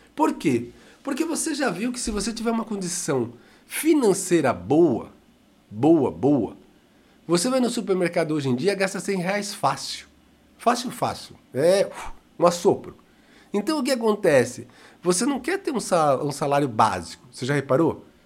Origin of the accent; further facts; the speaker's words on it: Brazil; neste nosso querido amado Brasil, somos brasileiros sim